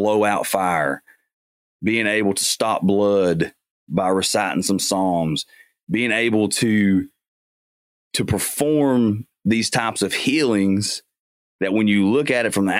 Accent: Central Appalachia, United States; We're Appalachian boys. We were born, grew up in central Appalachia

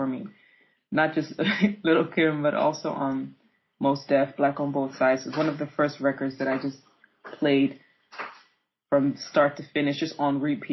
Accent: Amsterdam, North Holland, Netherlands; I was raised in Amsterdam

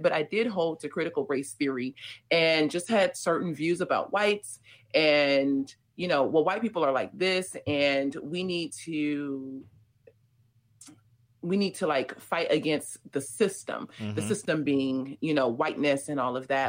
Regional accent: Los Angeles, California, United States; also born or lived in North Hollywood / South Africa; I grew up in South LA and then spent like the latter part of my teen years in a suburb of Los Angeles called North Hollywood

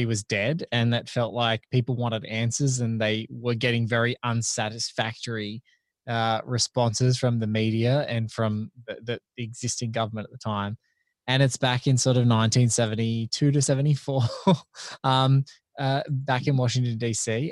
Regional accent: Australia; as an Aussie

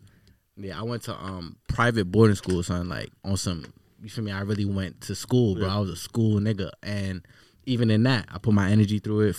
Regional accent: Queens, New York, United States; So I was partially raised in Queens and shit. So you feel me? I went to a lot of schools in Queens and then bounced around here and there.

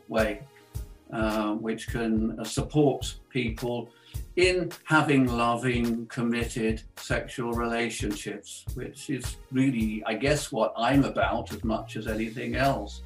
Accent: United Kingdom; I was brought up in the Christian church in the UK

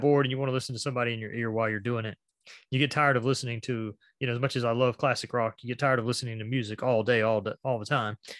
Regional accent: a little small town in Georgia, United States; born or raised there

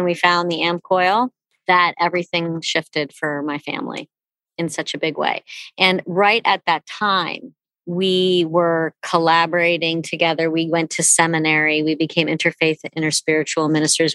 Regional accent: North Shore of Long Island, New York, United States; I grew up on the North Shore of Long Island.

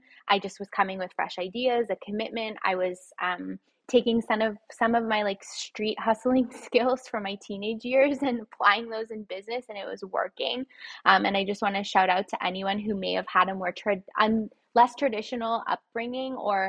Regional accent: Toronto, Ontario, Canada; I was born here in Toronto, but I was raised in a household, a single parent household

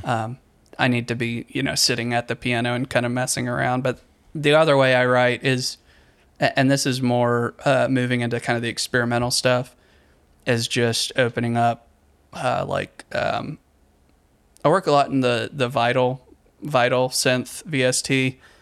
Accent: Richmond, Virginia, United States; moved away as an adult; also born or lived in Charleston / eastern North Carolina; now in North Carolina, United States; I grew up in Richmond

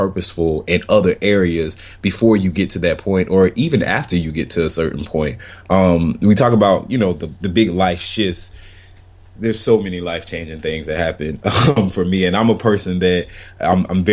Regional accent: Florida, United States; moved away as an adult; It's my first time living away from Florida, like my home state. So I was born and raised and went to college there and everything

